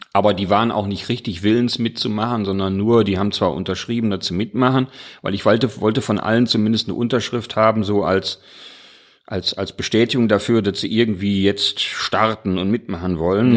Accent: Mülheim an der Ruhr, North Rhine-Westphalia, Germany; now in Duisburg, Germany; ich komme ja aus Mülheim

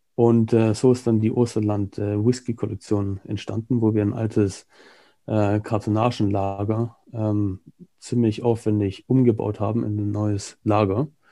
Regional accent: Germany; moved away as an adult; also born or lived in United Kingdom / Hong Kong / Singapore / Australia; now in Barcelona, Spain; ich bin äh, halber Brite, halber Deutscher, habe mein halbes Leben in Deutschland verbracht

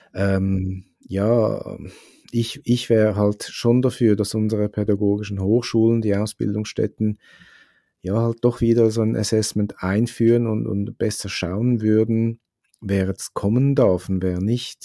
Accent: Switzerland; bei uns in der Schweiz

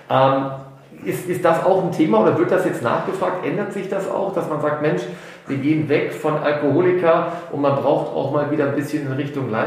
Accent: Rhineland, Germany; wie man bei uns im Rheinland sagt.

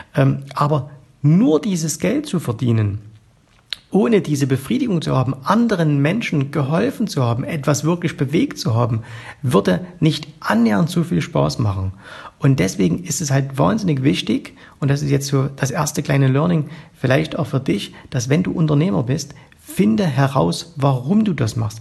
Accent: East Germany, Germany; ich bin äh, im Osten aufgewachsen, ich war genau zur Wiedervereinigung 18 Jahre alt

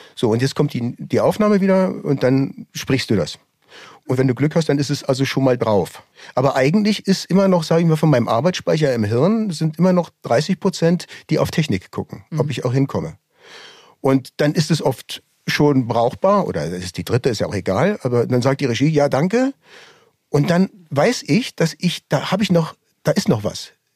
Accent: Berlin, Germany; also born or lived in Düsseldorf; Ich bin zwar in Düsseldorf geboren, allerdings hört man unschwer, dass ich in Berlin aufgewachsen bin.

